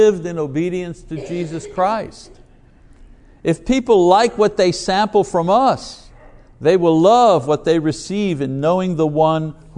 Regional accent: Montreal, Quebec, Canada; a boy growing up in Montreal, in Quebec

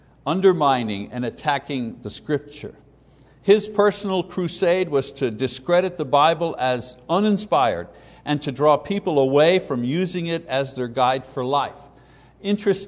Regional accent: Quebec, Canada; growing up in Catholic Quebec as a kid, the 50s and 60s

